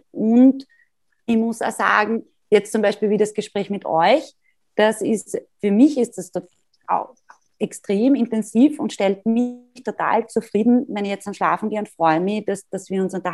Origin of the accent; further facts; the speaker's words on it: Graz, Styria, Austria; da auch wieder als Internatskind großer, großer Vorteil und als Grazerin, die immer viele Freunde in Wien gehabt hat.